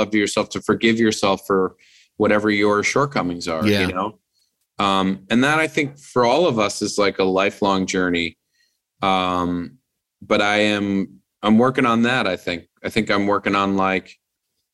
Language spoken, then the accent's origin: English; East Coast, United States; now in Los Angeles, United States; I'm from the East Coast and I miss my family